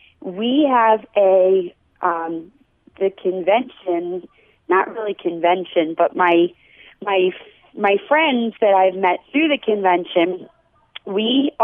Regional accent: Philadelphia, Pennsylvania, United States; I'm actually, I'm from Philadelphia, and I went to school in Philadelphia. I married my high school sweetheart.

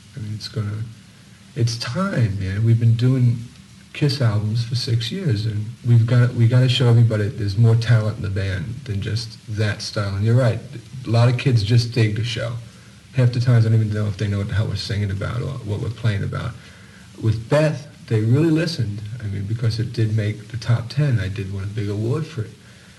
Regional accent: New York City, New York, United States; also born or lived in Los Angeles; I'm from New York, and I'm proud of it. I'm really from Brooklyn

